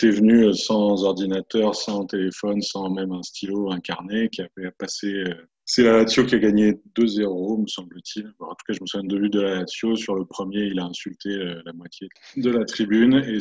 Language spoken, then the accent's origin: French; Paris, Île-de-France, France; quand on vient de Paris, même si le PSG a pris une, dimension euh, considérable ces dernières années